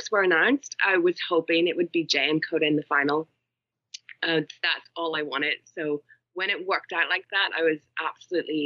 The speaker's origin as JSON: {"language": "English", "country": "Ireland", "said": "I am Irish"}